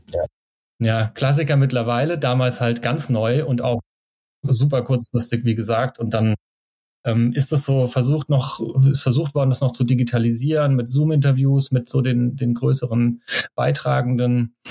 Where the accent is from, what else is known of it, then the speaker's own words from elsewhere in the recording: Germany; von meinem Heimatort an der Bergstraße